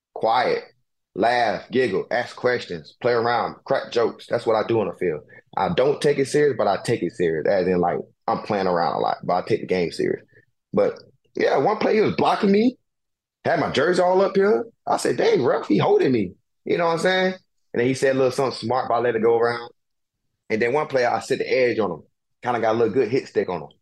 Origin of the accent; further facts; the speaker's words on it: Brunswick, Georgia, United States; now in Philadelphia, United States; where I was born at in Brunswick, Georgia